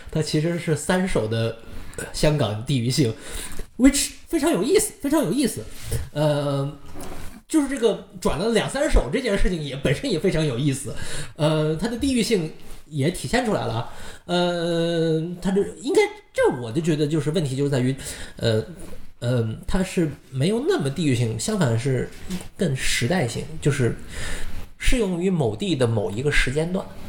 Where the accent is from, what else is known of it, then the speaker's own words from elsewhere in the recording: Northeast China, China; 我们东北人是这么理解香港的